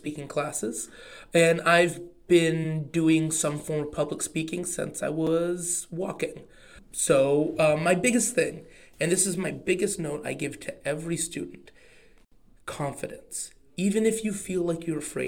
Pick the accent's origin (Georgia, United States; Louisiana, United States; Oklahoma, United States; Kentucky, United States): Oklahoma, United States; accent: Oklahoma; My Oklahoma accent